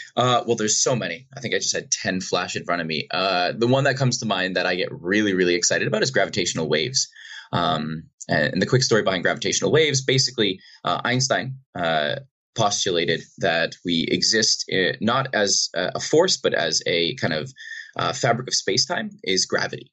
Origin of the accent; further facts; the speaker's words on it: Boston, Massachusetts, United States; I grew up in Boston, outside uh, outside of Boston in Massachusetts